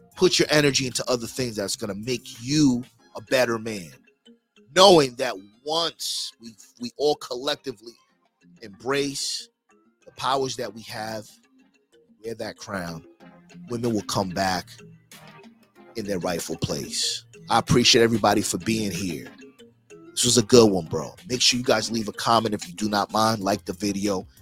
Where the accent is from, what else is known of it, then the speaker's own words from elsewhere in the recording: New York, United States; now in Miami, United States; I'm from New York too.